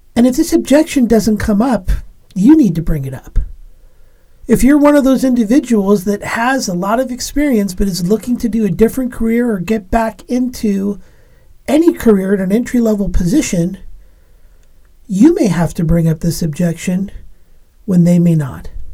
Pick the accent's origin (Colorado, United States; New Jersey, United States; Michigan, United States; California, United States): California, United States; Los Angeles; now in Pacific Northwest, United States; I was born in Los Angeles, California